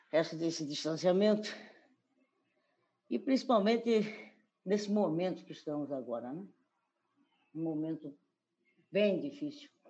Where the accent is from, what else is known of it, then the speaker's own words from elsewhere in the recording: Corumbá, Mato Grosso do Sul, Brazil; also born or lived in Campo Grande; now in Cuiabá, Brazil; moro em, em Cuiabá, nasci em Corumbá, em 1946